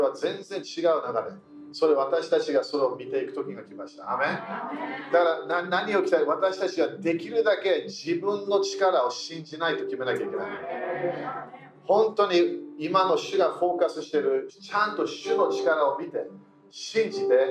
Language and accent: Japanese; United Kingdom; moved away; イギリス人